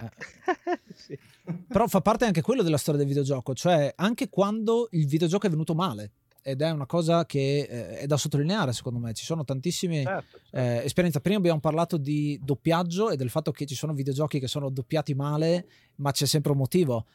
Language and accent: Italian; Friuli-Venezia Giulia, Italy; moved away; quando eravamo a casa in Friuli, perché noi siamo friulani di origine